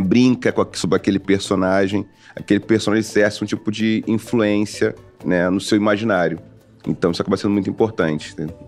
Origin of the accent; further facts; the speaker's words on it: Rio de Janeiro, Brazil; Eu nasci em Oswaldo Cruz, um bairro ali próximo de Madureira